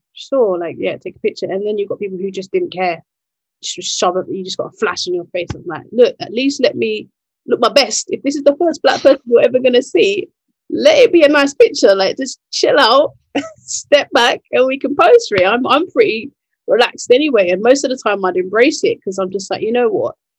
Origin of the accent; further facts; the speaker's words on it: Nigeria; I'm Nigerian, so we're in the west